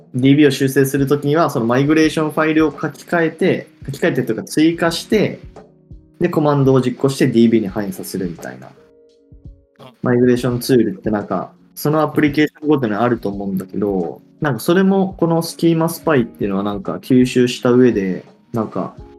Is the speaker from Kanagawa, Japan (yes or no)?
no; Hiroshima, Japan; 広島、地元